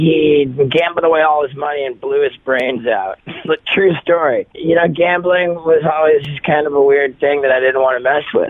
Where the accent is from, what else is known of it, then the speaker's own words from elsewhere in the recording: Miami, Florida, United States; Spent a lot of my formative years growing up in Miami